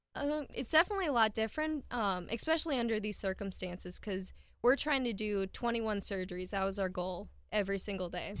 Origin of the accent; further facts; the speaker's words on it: Milbank, South Dakota, United States; I was born in Millbank in ninety-six, and I've lived here my entire life.